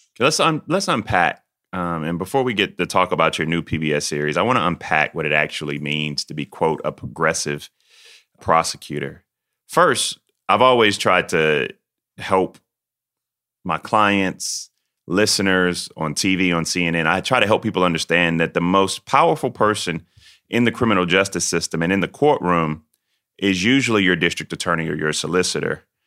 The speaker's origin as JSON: {"language": "English", "region": "Southern", "country": "United States", "accent": "Southern", "said": "my Southern accent"}